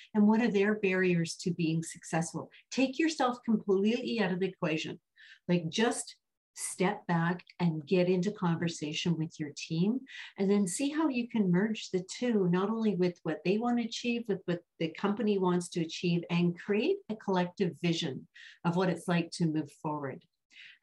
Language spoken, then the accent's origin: English; Vancouver, British Columbia, Canada; I grew up in the Pacific Northwest, mm-hmm. right? In Vancouver, just outside of Vancouver